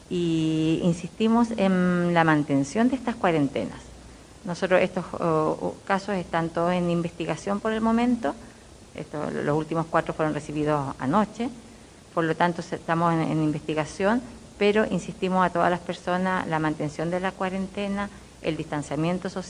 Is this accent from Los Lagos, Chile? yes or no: no; Lo Conti, O'Higgins, Chile; porque somos de Lo Conti